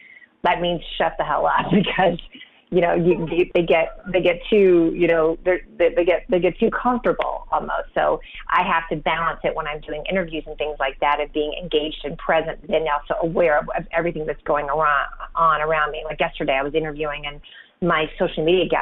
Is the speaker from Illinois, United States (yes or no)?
yes; Champaign, Illinois, United States; moved away as an adult; now in Denver, United States; my hometown of Champaign, Illinois